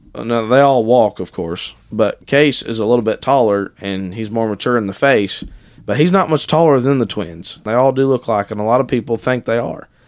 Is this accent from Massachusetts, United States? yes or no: no; Ohio, United States; I was born and raised in Ohio